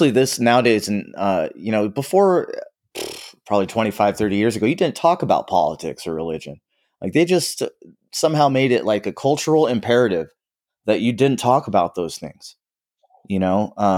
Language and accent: English; Southern California, United States; I grew up in SoCal